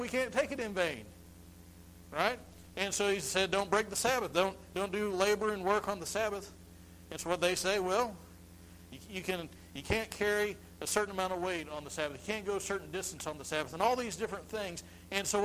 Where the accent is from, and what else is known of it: United States